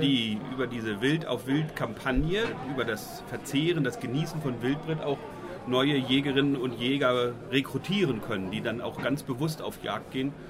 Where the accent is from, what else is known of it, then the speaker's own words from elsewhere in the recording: Eastern Lower Saxony, Germany; Bei uns in Ostniedersachsen